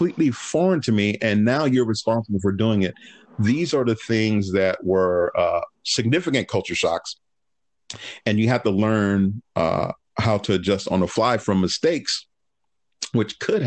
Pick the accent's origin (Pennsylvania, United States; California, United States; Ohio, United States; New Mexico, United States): California, United States; Los Angeles; also born or lived in Berkeley, California; growing up in Harbor City